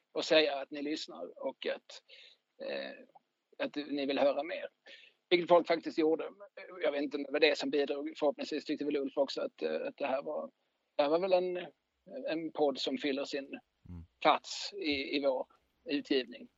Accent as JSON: {"language": "Swedish", "town": "Eslöv", "region": "Skåne", "country": "Sweden", "tie": "born or raised there", "also_born_or_lived": "Lund", "moved": "as an adult", "lives_now": "Malmö, Sweden", "said": "sen bodde jag i Eslöv tills jag tog studenten"}